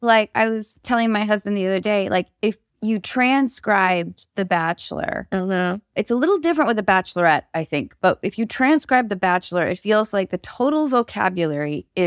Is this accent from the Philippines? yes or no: no; Canada; Am I saying that correctly? {S3} You are, yes. {S1} As a Canadian, all right.